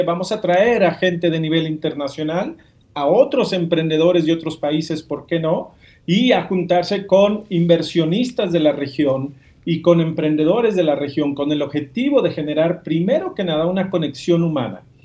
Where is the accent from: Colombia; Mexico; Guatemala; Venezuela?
Mexico; yo soy mexicano